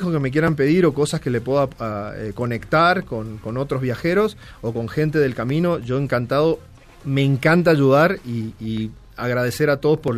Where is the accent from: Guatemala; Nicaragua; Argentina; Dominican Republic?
Argentina; moved away as an adult; Eh, y yo me vine rodando de Argentina en el año 2009, te digo, fin del 2009.